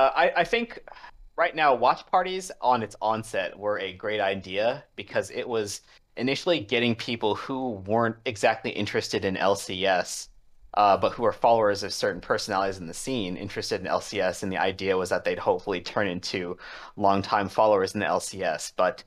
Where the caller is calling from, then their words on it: Washington, District of Columbia, United States; Calling from Washington, D.C.